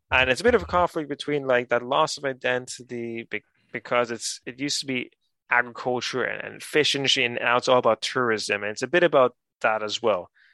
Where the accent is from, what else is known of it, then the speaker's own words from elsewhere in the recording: Gran Canaria, Canary Islands, Spain; moved away; also born or lived in Ireland; I was born in the Canaries and raised here uh, and, and in Ireland